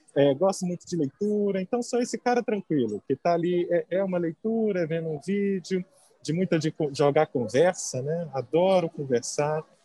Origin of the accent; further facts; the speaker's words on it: Muriaé, Minas Gerais, Brazil; moved away as an adult; also born or lived in Belo Horizonte, Brazil; now in São Paulo, Brazil; Eu nasci no interior, eu sou de Muriaé, é, morei muito tempo em BH.